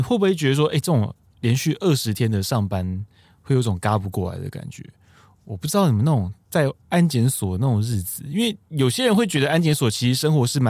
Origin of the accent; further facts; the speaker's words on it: Taiwan; 对，因为我们台湾人很爱去，